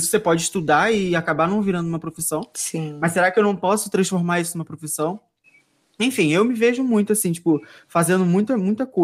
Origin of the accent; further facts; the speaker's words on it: Brazil; A gente é brasileiro, né?